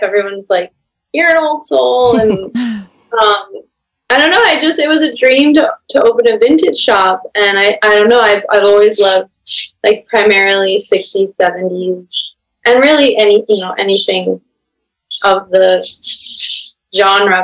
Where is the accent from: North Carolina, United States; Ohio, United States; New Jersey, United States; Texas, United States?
Texas, United States; Spring; now in Greenport, United States; where I grew up in Spring, Texas